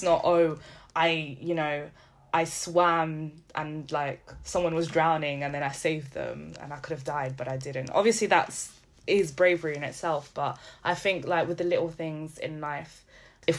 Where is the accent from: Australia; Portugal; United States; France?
Portugal; Setúbal; I was born in Garcia da Horta, which is the hospital in Setúbal